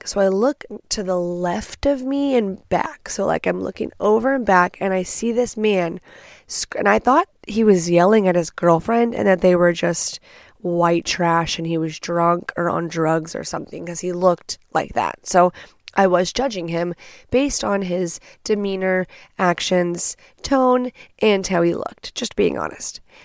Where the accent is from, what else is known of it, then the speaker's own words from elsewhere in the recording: Texas, United States; I'm from Texas